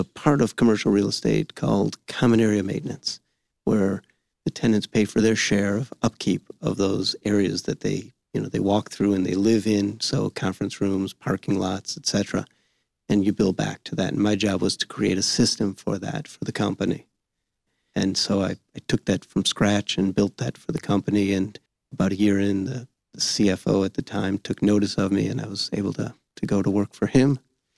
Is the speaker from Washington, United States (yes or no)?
no; Southfield, Michigan, United States; also born or lived in Novi, Michigan; I grew up in Southfield, Michigan. I'm a hometown guy.